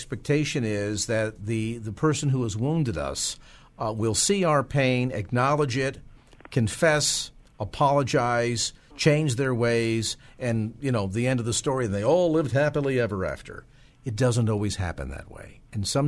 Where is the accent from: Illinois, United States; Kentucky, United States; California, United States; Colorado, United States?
California, United States; South San Francisco; South San Francisco, my hometown